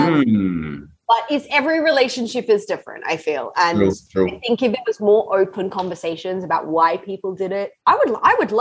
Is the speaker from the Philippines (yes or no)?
no; Australia; moved away as an adult; also born or lived in London, United Kingdom; now in Los Angeles, United States; I grew up in Australia